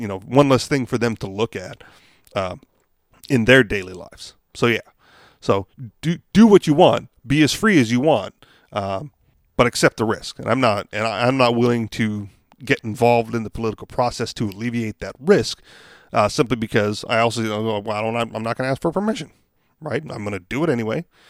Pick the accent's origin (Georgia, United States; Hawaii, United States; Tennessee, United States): Hawaii, United States; I grew up in Hawaii